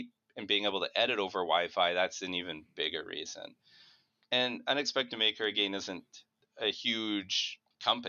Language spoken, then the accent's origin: English; Winnipeg, Manitoba, Canada; I'm from Winnipeg